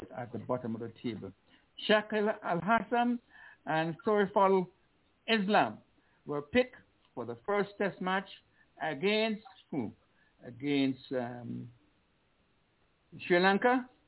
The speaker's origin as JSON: {"language": "English", "town": "Liberta", "region": "Saint Paul", "country": "Antigua & Barbuda", "tie": "born there", "said": "You know, I was born in Liberta."}